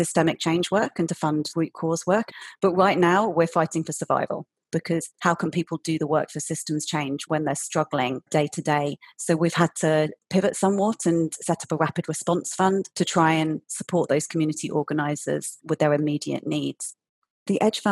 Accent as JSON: {"language": "English", "country": "United Kingdom", "moved": "as an adult", "lives_now": "Berlin, Germany", "said": "I'm British, but I'm based in Germany at the moment, in Berlin."}